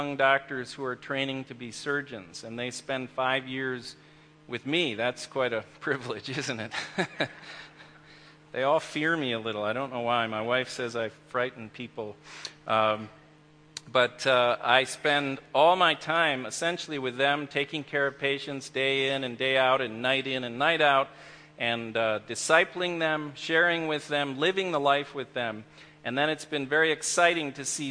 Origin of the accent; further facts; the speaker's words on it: Marquette, Michigan, United States; moved away as an adult; I grew up here in Marquette, went to elementary school and high school here